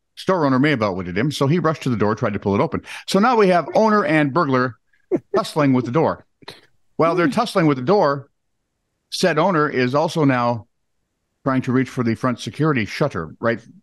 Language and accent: English; United States; I'm American